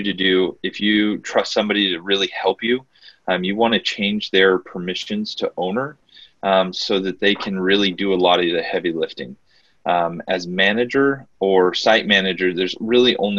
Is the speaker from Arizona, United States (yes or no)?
yes; Mesa, Arizona, United States; I was born and raised in Mesa